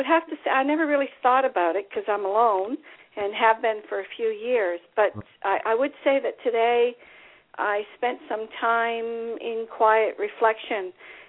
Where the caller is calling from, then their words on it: New Brunswick, Canada; … from New Brunswick.